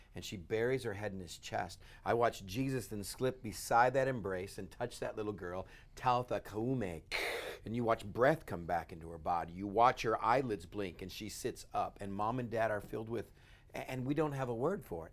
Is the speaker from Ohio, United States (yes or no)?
no; West Texas, United States; I grew up in West Texas with crazy idiot brothers